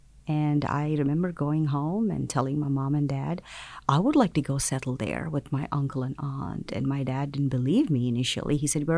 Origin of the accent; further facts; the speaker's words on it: South India, India; I'm from South India, so